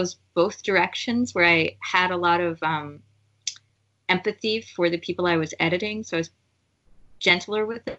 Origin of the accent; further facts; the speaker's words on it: New Jersey, United States; also born or lived in San Francisco, California; I grew up in New Jersey.